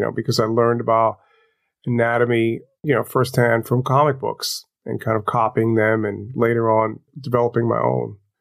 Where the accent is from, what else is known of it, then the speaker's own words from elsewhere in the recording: New York City, New York, United States; I grew up in Crown Heights, Brooklyn. I lived on Eastern Parkway.